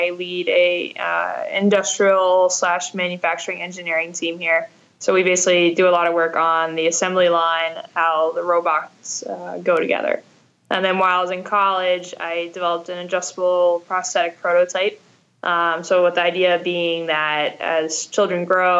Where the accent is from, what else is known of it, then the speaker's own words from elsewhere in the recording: Canada; I am Canadian